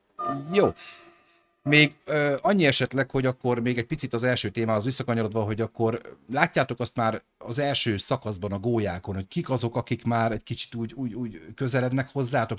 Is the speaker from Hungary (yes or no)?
yes; Debrecen, Hajdú-Bihar, Hungary; én debreceni vagyok